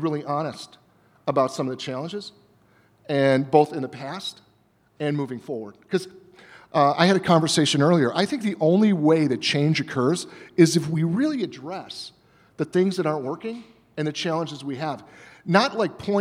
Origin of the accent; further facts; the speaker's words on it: Berwyn, Illinois, United States; moved away; I grew up here. I don't live here